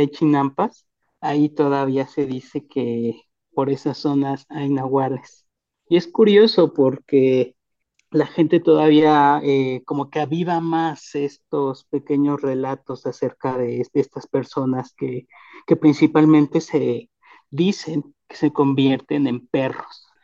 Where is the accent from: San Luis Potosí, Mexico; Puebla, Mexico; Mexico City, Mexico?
Mexico City, Mexico; yo soy eh, de Tláhuac